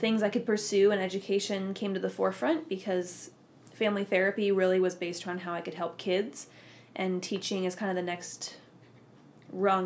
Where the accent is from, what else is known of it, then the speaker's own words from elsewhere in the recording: Orange County, California, United States; I grew up down here in California in Orange County